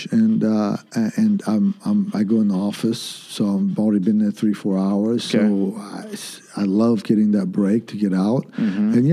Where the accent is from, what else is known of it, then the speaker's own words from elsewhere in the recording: Kuwait; born there; My, both my parents are Lebanese. I was born in Kuwait